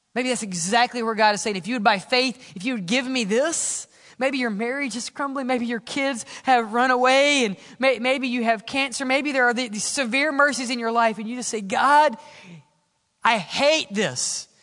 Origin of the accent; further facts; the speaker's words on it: Mississippi, United States; Where I grew up in Mississippi